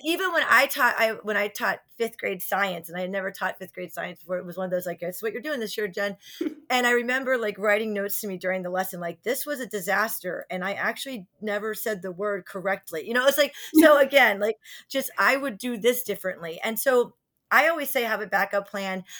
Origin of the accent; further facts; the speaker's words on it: New Jersey, United States; also born or lived in Virginia; we grew up in Virginia for a little bit till we moved to New Jersey in third grade